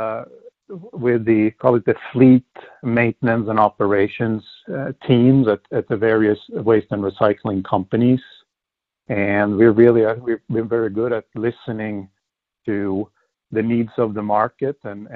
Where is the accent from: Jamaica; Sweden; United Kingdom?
Sweden; moved away as an adult; now in United States; Born and raised in Sweden, I came to the U.S.